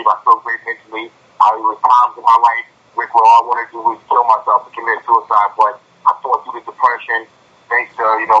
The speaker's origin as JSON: {"language": "English", "town": "New York City", "region": "New York", "country": "United States", "tie": "born or raised there", "said": "I grew up in Brooklyn."}